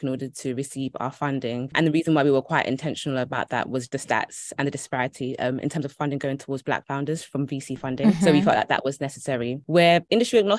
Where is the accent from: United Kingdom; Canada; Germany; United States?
United Kingdom; London; I grew up in Brixton, which is an area in South London, and we grew up pretty working class.